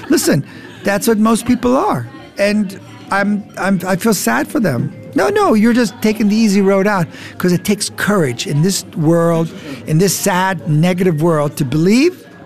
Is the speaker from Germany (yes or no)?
yes; Frankfurt, Hesse, Germany; first language de; English is a second language; now in United States; Now, I came to the United States. I only spoke Deutsch. I came from Frankfurt.